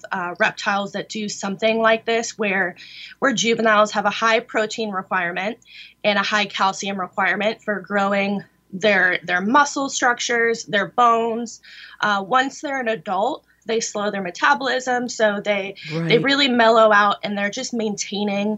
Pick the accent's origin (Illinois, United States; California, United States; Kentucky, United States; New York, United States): California, United States; born or raised there